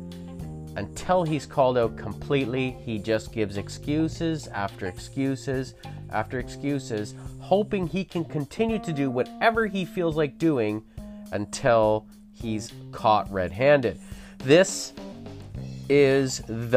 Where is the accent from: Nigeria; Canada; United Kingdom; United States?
Canada; we as Canadians